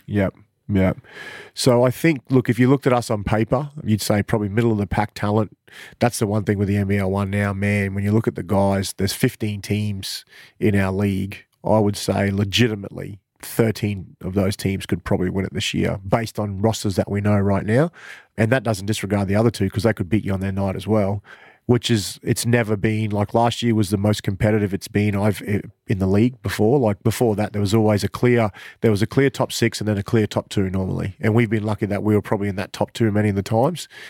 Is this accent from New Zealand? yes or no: no; Cairns, Queensland, Australia; now in Mackay, Australia; I'm from Cairns